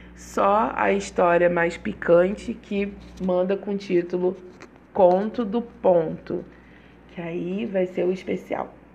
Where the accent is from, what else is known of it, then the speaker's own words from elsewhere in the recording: Rio de Janeiro, Brazil; accent: carioca; sou carioca, por isso o meu mesmo sai mesmo